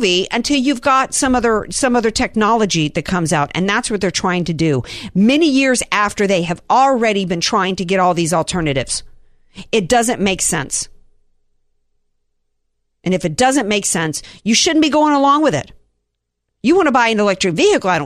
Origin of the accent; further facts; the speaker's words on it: the South, United States; I grew up in the South